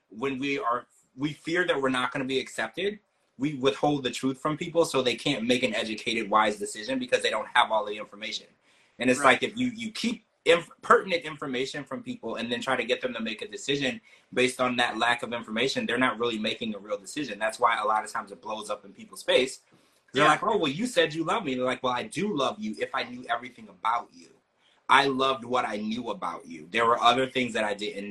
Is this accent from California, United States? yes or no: no; Louisiana, United States; I did grow up in Louisiana